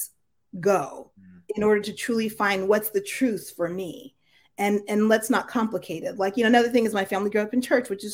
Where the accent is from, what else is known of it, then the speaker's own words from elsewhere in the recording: United States; my family's originally from Jamaica. And so when I was born in the United States